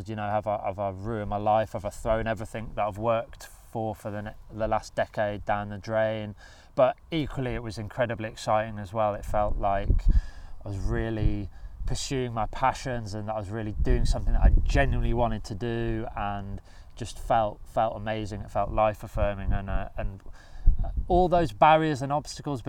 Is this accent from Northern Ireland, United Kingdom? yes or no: no; Birmingham, West Midlands, United Kingdom; I grew up in Birmingham and spent all of my childhood and most of my adult life living in Birmingham